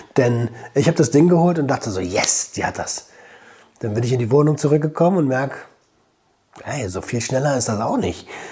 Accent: Germany; moved away as an adult; now in Portugal; bei uns in Deutschland

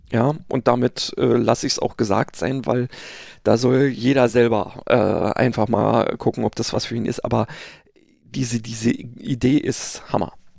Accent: Berlin, Germany; Wessi sozusagen, also Westberliner

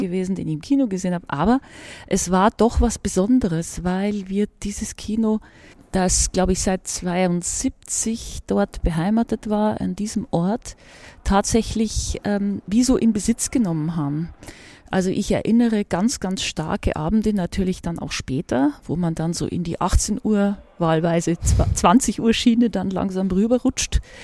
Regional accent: Regensburg, Bavaria, Germany; moved away as an adult; Filmsozialisation in meiner Heimatstadt, also wo ich die Schulzeit zugebracht habe und auch noch die ersten vier Semester, nämlich Regensburg

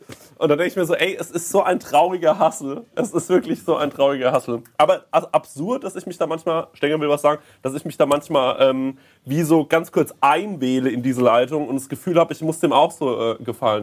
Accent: Aschaffenburg, Bavaria, Germany; moved away; ich komme aus Aschaffenburg.

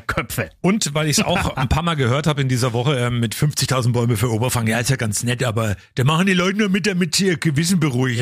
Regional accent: Coburg, Bavaria, Germany; hier bei uns vor der Haustür in Coburg, also bei mir in meiner Heimat der Keimberger Forst

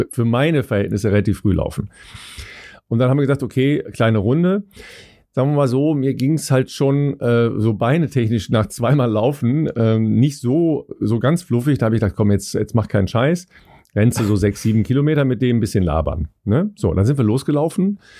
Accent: Cologne, North Rhine-Westphalia, Germany; als Kölner

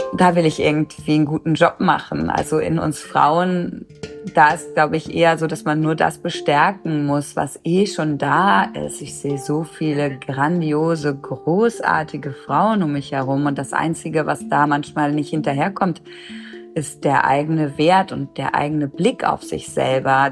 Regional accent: Germany; now in Cologne, Germany; ich bin in der Nähe von der holländischen Grenze groß geworden

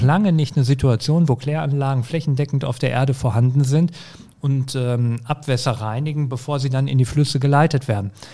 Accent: Herten, North Rhine-Westphalia, Germany; also born or lived in Essen; Herten ist meine Heimatstadt. Da bin ich groß geworden.

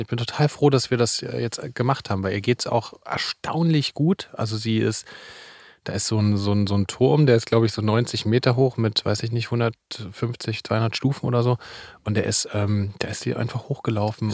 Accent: Leipzig, Saxony, Germany; ich bin in Leipzig groß geworden

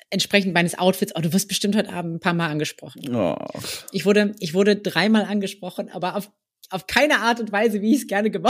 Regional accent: near Kassel, North Hesse, Germany; moved away as an adult; also born or lived in Marburg; now in Hamburg, Germany; ich komme ursprünglich aus der Nähe von Kassel, also in Nordhessen.

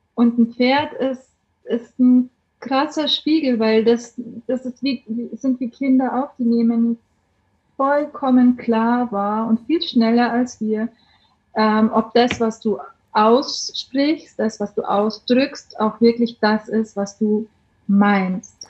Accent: Bavaria, Germany; accent: Bavarian; moved away as an adult; now in Heimsheim, Germany; Wie man vom Dialekt her vielleicht hört, ich komme aus Bayern

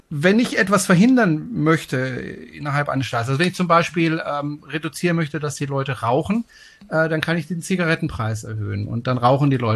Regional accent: Freiburg, Baden-Württemberg, Germany; ich bin ja ein Freiburger Bobbele. Ich komme ja aus Freiburg

